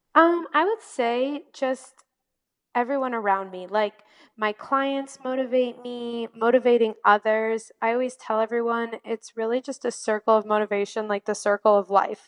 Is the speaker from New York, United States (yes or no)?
no; Valparaiso, Indiana, United States; I am from Northwest Indiana in a little town, well, not too little, but it's called Valparaiso